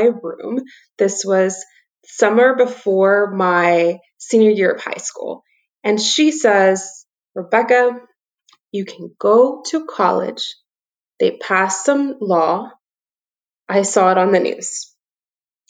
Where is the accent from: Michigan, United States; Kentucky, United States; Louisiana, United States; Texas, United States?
Texas, United States; South; also born or lived in El Fuerte, Sinaloa, Mexico / McAllen, Texas / Laredo, Texas; I grew up in South Texas